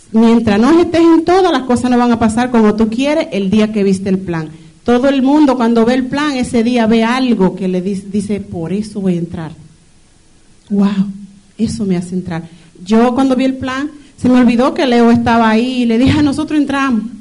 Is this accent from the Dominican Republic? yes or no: yes; Dominican Republic; lo poquito que le puedo hablar es que soy dominicana, ya todos saben.